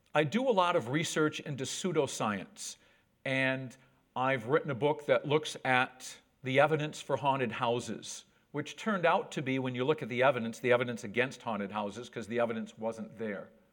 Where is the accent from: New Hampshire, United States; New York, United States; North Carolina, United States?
New York, United States; Whitehall; accent: American; moved away as an adult; also born or lived in Borneo / Central Australia; now in New Zealand; I grew up on a dairy farm. That's my hometown of Whitehall, New York, not far from the Canadian border.